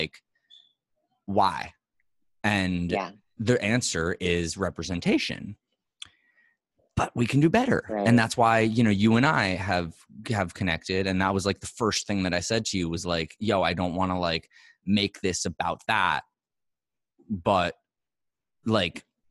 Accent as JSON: {"language": "English", "town": "New York City", "region": "New York", "country": "United States", "moved": "yes", "said": "as a New Yorker"}